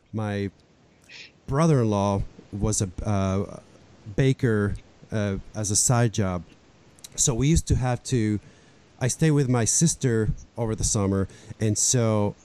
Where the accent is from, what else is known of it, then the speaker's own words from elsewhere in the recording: Puerto Rico; also born or lived in Buffalo, New York; now in United States; growing up in Puerto Rico, bakeries are a gigantic part of our customs